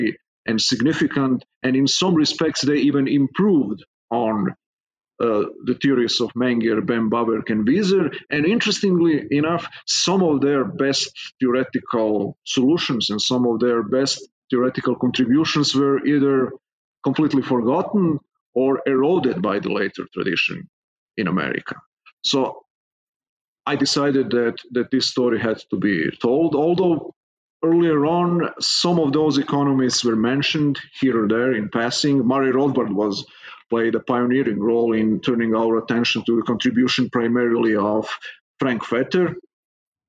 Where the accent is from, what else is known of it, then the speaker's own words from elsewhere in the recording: Serbia; English is a second language; moved away as an adult; as you can hear from my accent, I'm not a native-born American. I've been born and raised in Serbia, which is a small country in southeastern Europe